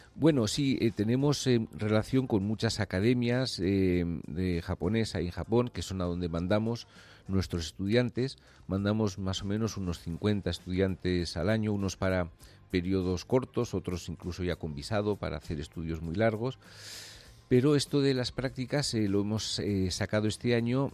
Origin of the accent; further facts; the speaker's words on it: San Sebastián, Basque Country, Spain; moved away as an adult; also born or lived in Japan; now in Barcelona, Spain; yo soy de San Sebastián